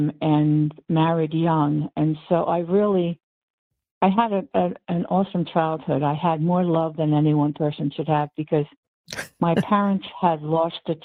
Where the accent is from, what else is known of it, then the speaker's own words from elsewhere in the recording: Hatfield, Pennsylvania, United States; also born or lived in northern New Jersey; I grew up in Hatfield